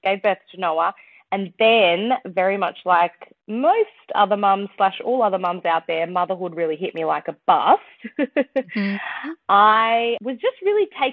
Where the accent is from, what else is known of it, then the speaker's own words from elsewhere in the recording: Sydney, New South Wales, Australia; I'm from Sydney in Australia.